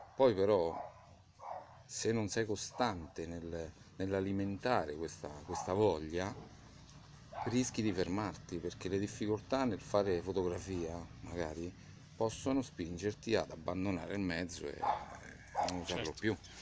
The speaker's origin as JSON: {"language": "Italian", "town": "Vicovaro", "region": "Lazio", "country": "Italy", "tie": "born or raised there", "also_born_or_lived": "London", "said": "io sono cresciuto eh, a Vicovaro"}